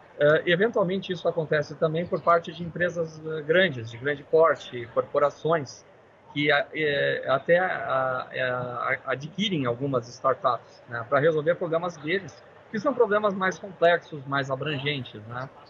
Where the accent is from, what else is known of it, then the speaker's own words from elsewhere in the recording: Brazil; sendo brasileiros